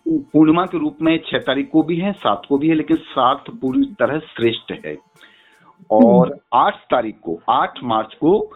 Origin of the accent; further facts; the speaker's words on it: Braj, India; brush के रहने वाले हैं हम लोग